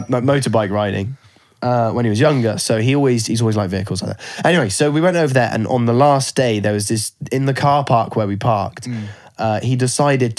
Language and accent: English; United Kingdom; we're British